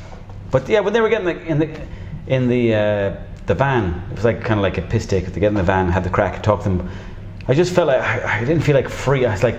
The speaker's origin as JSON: {"language": "English", "area": "Mayo", "region": "Connacht", "country": "Ireland", "said": "I'm from Mayo myself."}